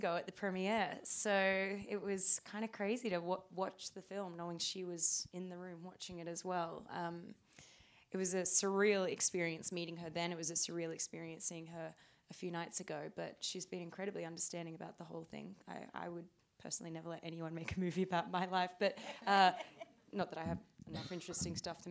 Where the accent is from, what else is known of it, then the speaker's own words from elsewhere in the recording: Australia; we're both Australian.